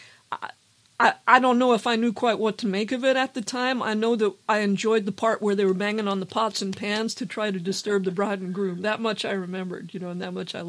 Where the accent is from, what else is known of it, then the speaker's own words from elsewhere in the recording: northwest New Jersey, United States; I grew up in New Jersey. Of course, I grew up in a part of New Jersey that isn't officially Appalachia, but it's in the foothills of Appalachia.